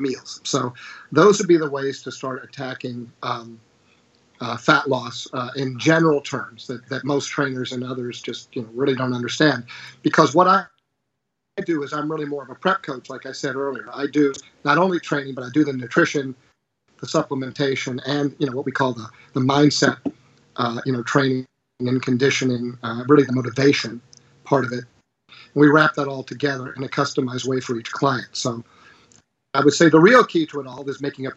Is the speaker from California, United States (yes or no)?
no; Virginia, United States; Here in my home state of Virginia